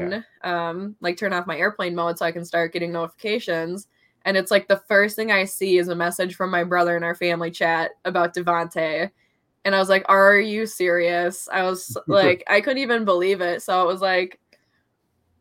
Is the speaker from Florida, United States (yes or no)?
no; Minnesota, United States; also born or lived in Los Angeles; I'm from Minnesota